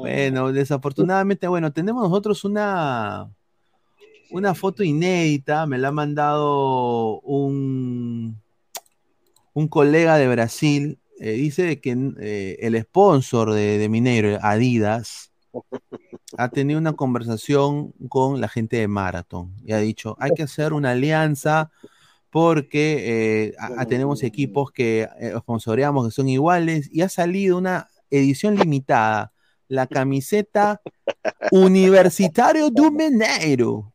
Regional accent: Peru; nos representa como peruanos

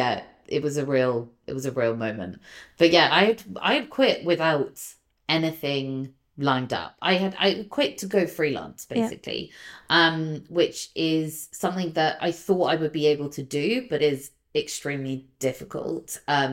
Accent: London, United Kingdom; growing up in London and being in the hub of things

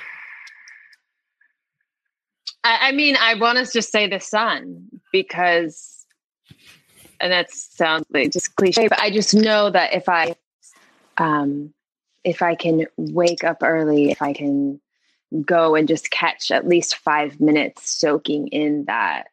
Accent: Tucson, Arizona, United States; also born or lived in Florida; now in Tucson, United States; growing up in Tucson, we have a very small Black community

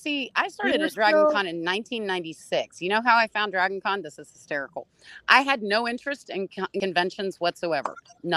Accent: Roanoke, Virginia, United States; my home state of Virginia. And I was, I grew up in Roanoke

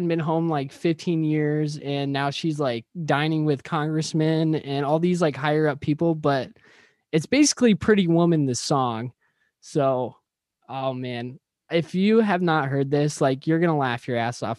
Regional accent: Midwest, United States; us growing up in the Midwest, like, country music is the, like, prime, like, fucking genre of music over here.

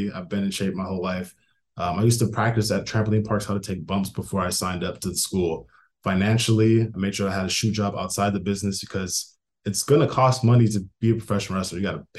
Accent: Minneapolis, Minnesota, United States; moved away as an adult; also born or lived in Baltimore, Maryland; I'm originally from Minneapolis, Minnesota

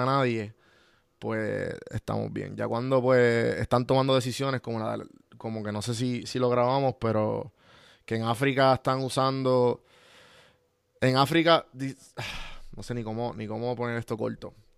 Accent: Puerto Rico; nosotros como puertorriqueños, de donde vinimos

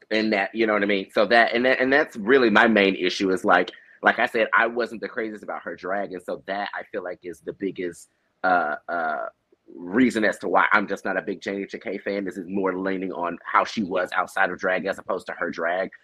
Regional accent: Southwest Missouri, United States; now in Chicago, United States; I'm from Southwest Missouri originally

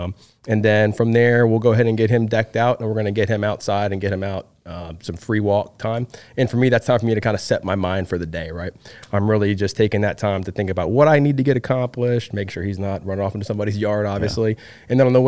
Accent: Hartford, Connecticut, United States; moved away; I'm originally from Hartford, Connecticut. Really? I'm up northeastern guy. I'm a Yankee. I still have family up there.

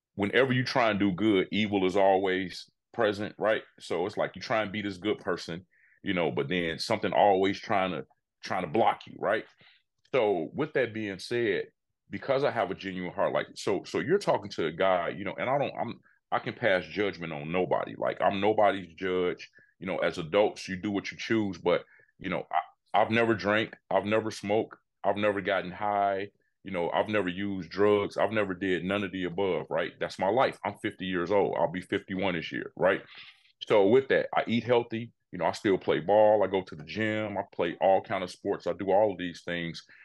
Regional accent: Chicago, Illinois, United States; Born and raised Chicago, Illinois.

